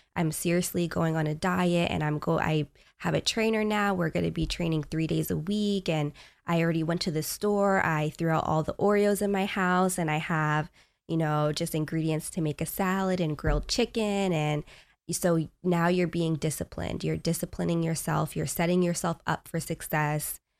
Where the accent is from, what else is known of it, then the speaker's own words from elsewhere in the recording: Long Island, New York, United States; moved away; I grew up in New York, Long Island.